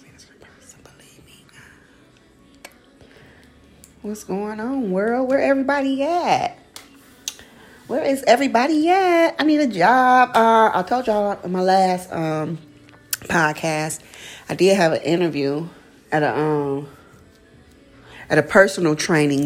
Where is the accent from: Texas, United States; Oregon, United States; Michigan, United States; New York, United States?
Michigan, United States; Detroit; now in Atlanta, United States; I'm from Detroit, Michigan. I reside in Atlanta, Georgia.